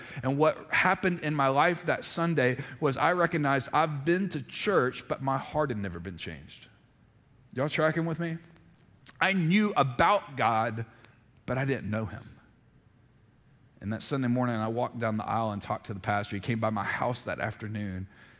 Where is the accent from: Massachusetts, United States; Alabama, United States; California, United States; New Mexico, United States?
Alabama, United States; Montgomery; born there; When I was real little, so I was born in Montgomery, Alabama, so we went to a little Presbyterian church when I was in preschool.